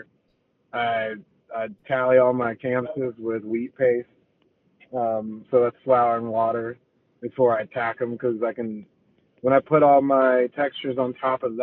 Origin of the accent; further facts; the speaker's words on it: Chicago, Illinois, United States; moved away; also born or lived in Tuscaloosa, Alabama; I grew up in Chicago